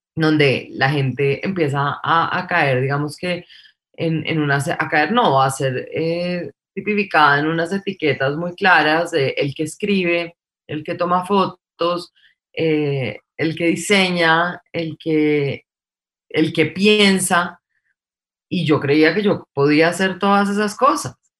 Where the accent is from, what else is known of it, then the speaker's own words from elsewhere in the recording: Bogotá, Colombia; Soy bogotanísima, pero de familia paisa, criada en Bogotá entre semana y digamos que criada en finca los fines de semana